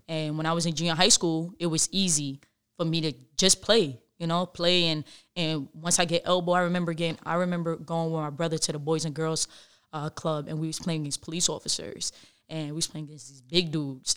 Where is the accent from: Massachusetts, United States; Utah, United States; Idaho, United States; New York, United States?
New York, United States; New York City; I grew up in the Bronx.